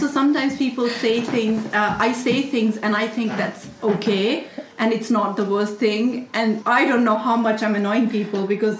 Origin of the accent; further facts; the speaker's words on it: India; English is a second language; now in England; I'm Indian.